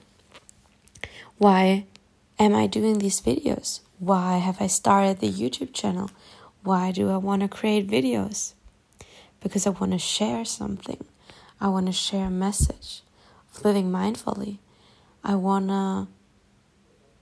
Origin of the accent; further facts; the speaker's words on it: Germany; accent: German; first language German; English is a second language; I have that German accent when I'm talking English